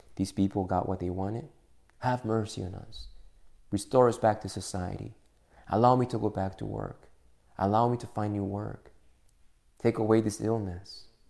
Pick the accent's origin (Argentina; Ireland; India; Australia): Argentina; now in United States; before I was a U.S. citizen, you know that I was an Argentinian citizen